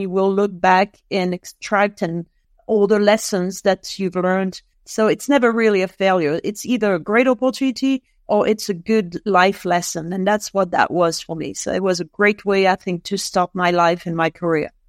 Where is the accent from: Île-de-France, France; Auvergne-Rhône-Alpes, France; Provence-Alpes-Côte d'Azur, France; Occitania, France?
Auvergne-Rhône-Alpes, France; Lyon; English is a second language; moved away as an adult; also born or lived in London; now in Boulder, United States; in France, in Lyon, which happens to be my hometown